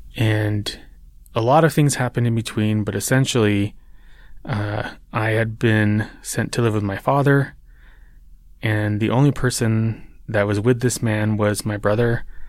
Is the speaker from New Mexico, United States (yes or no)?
yes; New Mexico, United States; New Mexico, which is my home state. It's where I live. It's where I was born and raised